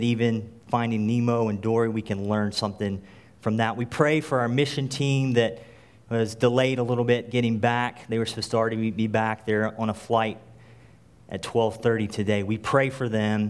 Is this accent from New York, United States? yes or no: no; North Carolina, United States; moved away; I grew up in North Carolina